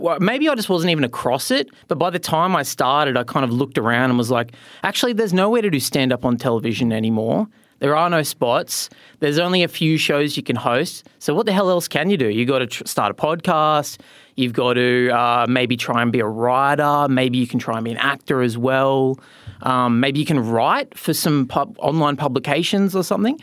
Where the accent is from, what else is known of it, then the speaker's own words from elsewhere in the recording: Newcastle, New South Wales, Australia; moved away; I grew up in Newcastle, New South Wales, one of the great places on planet Earth